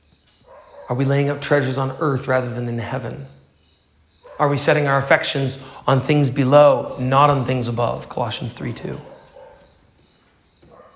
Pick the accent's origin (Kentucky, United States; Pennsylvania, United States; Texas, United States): Pennsylvania, United States; my church, where I grew up in Pennsylvania, United States